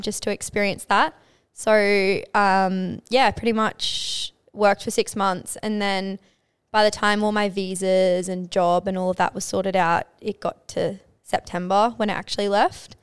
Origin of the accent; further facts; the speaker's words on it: Townsville, Queensland, Australia; moved away as an adult; growing up in Townsville